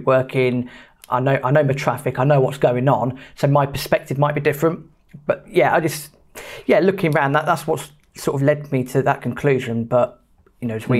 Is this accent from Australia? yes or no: no; United Kingdom; being British